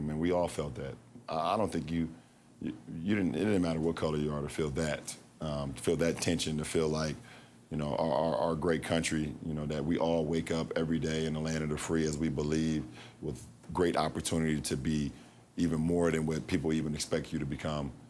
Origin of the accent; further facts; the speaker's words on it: Akron, Ohio, United States; the Akron public school system, my hometown